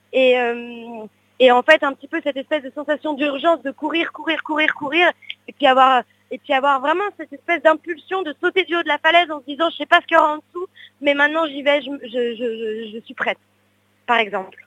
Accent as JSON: {"language": "French", "town": "Paris", "region": "Île-de-France", "country": "France", "tie": "born or raised there", "said": "je suis née à Paris"}